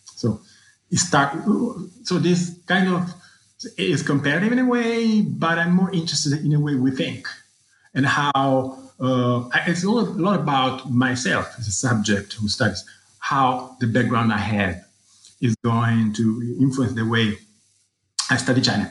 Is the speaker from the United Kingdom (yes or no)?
no; Rome, Lazio, Italy; moved away as an adult; I was born in Rome, where I grew up and did my high school and undergraduate.